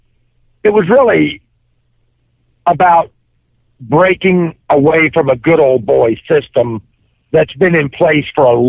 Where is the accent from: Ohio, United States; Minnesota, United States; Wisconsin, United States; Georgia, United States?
Ohio, United States; Cincinnati; now in Hillsboro, United States; I grew up in Cincinnati.